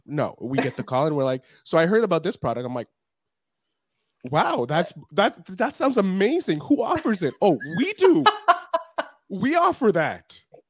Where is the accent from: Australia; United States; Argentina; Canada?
Canada; Montreal, Quebec; Okay, I'm a Canadian.